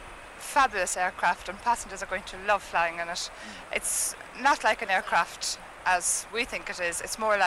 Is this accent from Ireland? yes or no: yes; County Clare, Munster, Ireland; I'm from County Clare.